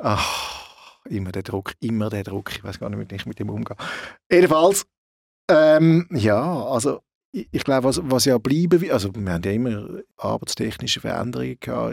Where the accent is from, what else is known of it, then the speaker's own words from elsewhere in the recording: Switzerland; bei uns in der Schweiz